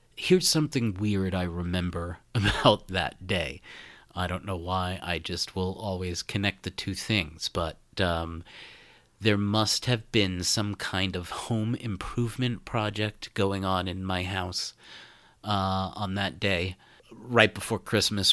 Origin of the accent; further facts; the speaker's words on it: Brooklyn, New York, United States; moved away as an adult; also born or lived in Boston; now in Phoenix, United States; born and raised in Brooklyn, New York